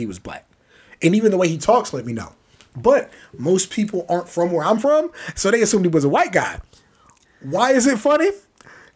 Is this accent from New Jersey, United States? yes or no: no; Maryland, United States; I'm from Maryland too